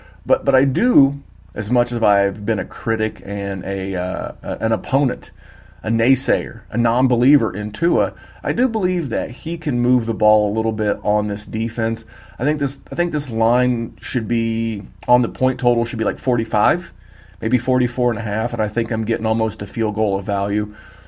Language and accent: English; Indianapolis, Indiana, United States; my hometown, coming to Indianapolis.